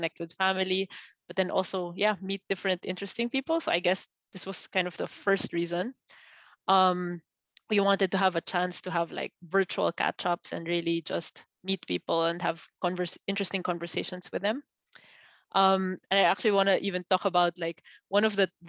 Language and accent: English; Philippines; moved away as an adult; also born or lived in Austria; now in Germany; I am originally from the Philippines, but moved here, first to Austria in 2014.